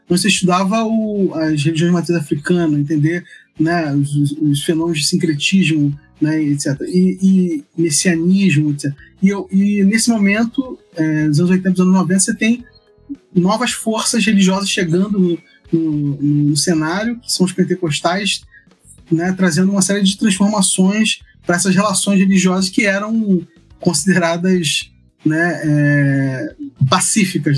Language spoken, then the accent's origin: Portuguese; Rio de Janeiro, Brazil; sou do Rio de Janeiro, sou carioca